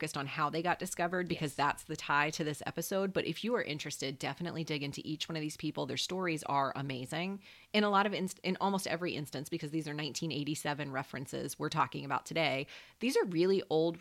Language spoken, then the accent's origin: English; the South, United States; we're from the South